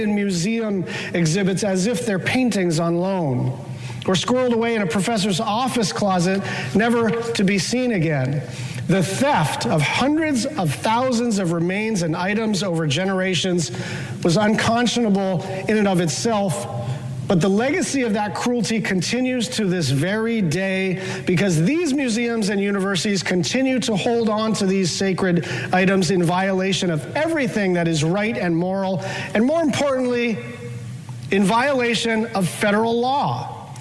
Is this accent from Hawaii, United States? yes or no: yes; Hawaii, United States; my home state of Hawaii